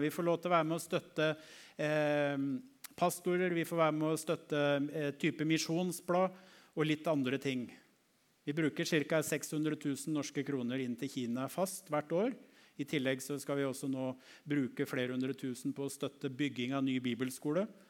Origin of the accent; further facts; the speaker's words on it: Norway; en av oss fra Norge